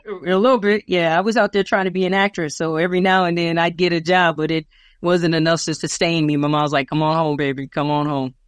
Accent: Minneapolis, Minnesota, United States; also born or lived in California; this is my hometown.

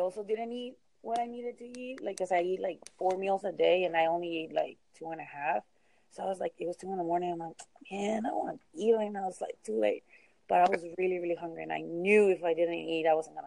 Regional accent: Mexico; also born or lived in California; now in Texas, United States; I grew up in Mexico

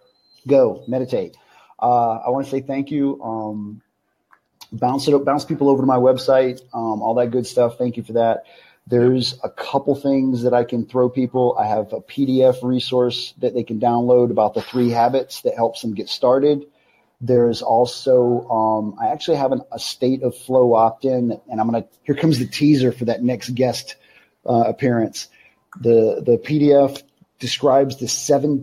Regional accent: Alabama, United States; I'm from Alabama

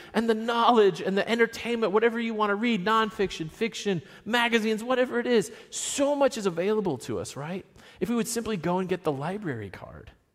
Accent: Virginia, United States; I'm from Virginia.

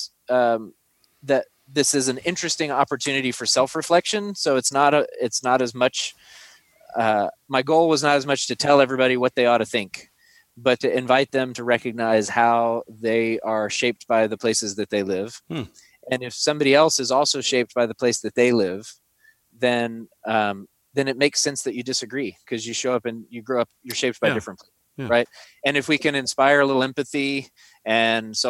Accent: Arkansas, United States; Arkansas, my home state

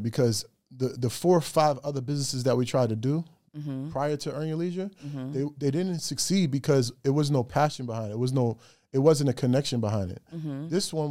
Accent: Greenburgh, New York, United States; moved away as an adult; now in Atlanta, United States; I'm from New York. Greenberg, New York is where I lay my head for 25 years. Now I moved to the A.

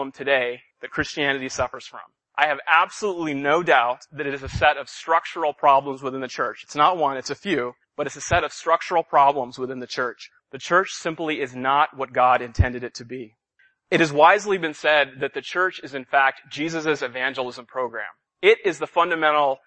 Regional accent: Los Angeles, California, United States; moved away as an adult; now in Boston, United States; I'm ethnically Indian, though I was born and raised in Southern California in the Los Angeles area

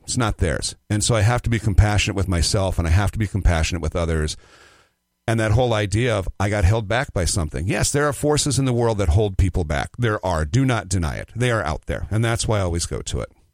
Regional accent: Nebraska City, Nebraska, United States; a little town outside of Nebraska called Nebraska City, Nebraska. It's the home of Arbor Day

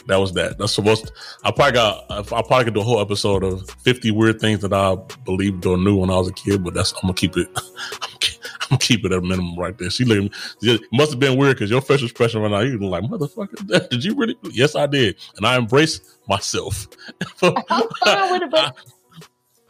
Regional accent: Chicago, Illinois, United States; also born or lived in Inglewood; I grew up in Chicago

